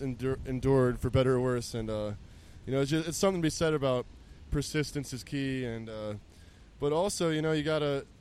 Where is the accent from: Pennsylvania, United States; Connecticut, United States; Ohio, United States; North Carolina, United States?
Ohio, United States; Columbus; I grew up in Columbus